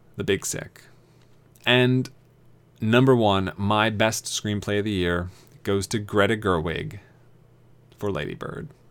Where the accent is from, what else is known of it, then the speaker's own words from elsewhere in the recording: East Coast, United States; I grew up on the East Coast